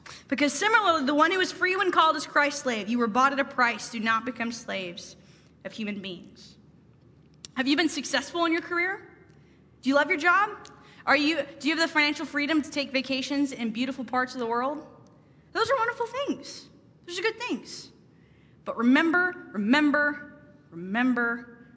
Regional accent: Pacific Northwest, United States; moved away as an adult; also born or lived in Boston; I'm from the Pacific Northwest, and so Boston was a long ways from home

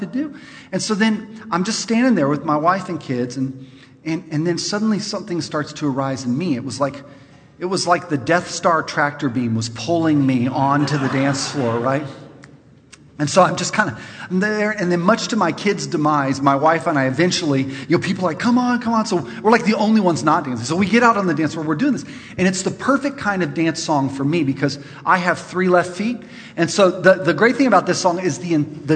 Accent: California, United States; I'm from California

